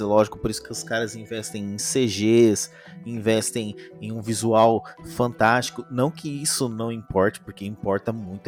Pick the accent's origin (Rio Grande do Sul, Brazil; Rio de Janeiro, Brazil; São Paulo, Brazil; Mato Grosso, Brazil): São Paulo, Brazil; eu sou de São Paulo